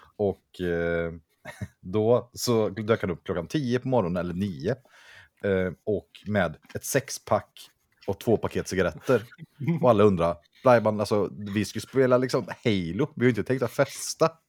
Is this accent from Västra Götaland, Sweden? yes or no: yes; Vänersborg, Västra Götaland, Sweden; jag kommer från Vänersborg